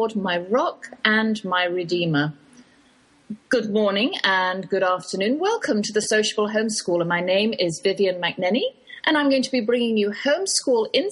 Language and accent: English; England, United Kingdom; accent: English, Oxford drawl; moved away as an adult; now in Texas, United States; that's my English accent you're hearing. Though I've lived in the Lone Star State half my life, I can't shake the Oxford drawl